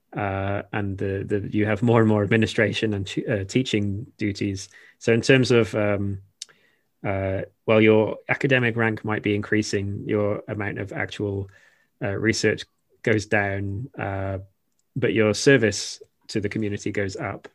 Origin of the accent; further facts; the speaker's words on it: Shropshire, West Midlands, United Kingdom; moved away as an adult; also born or lived in Wales; now in Japan; I'm literally from the Shire, um, Shropshire is where I'm from originally